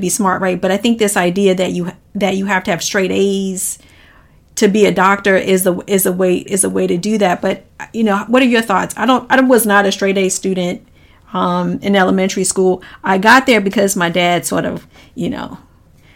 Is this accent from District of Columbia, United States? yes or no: yes; Washington, District of Columbia, United States; I grew up in Washington, D.C., so back in the 70s